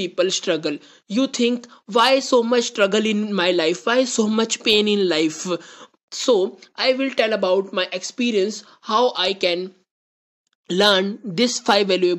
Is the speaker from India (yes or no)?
yes; India; I am from India